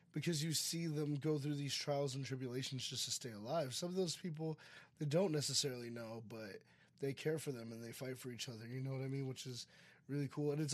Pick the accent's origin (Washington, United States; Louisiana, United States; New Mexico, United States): Louisiana, United States; New Orleans; I was born in New Orleans, Louisiana. So I went through Hurricane Katrina